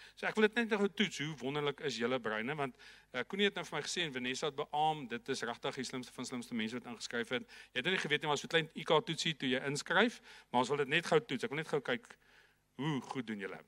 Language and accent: Afrikaans; Viljoenskroon, Free State, South Africa; ek het in 'n baie klein dorpie groot geword, Vilienskroon, daar in die Noord-Vrystaat. So Janeman, ek is ongelukkig nog steeds 'n stoere Vrystaater